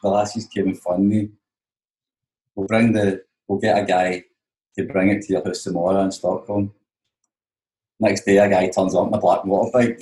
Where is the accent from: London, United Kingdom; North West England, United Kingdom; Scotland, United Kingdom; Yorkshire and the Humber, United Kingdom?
Scotland, United Kingdom; Glasgow; I'm from Glasgow